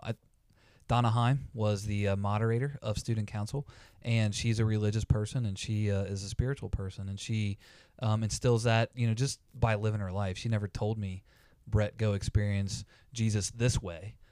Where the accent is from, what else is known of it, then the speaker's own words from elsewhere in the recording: Campbell County, Kentucky, United States; born and raised in Campbell County, Kentucky, lived, uh, here my entire life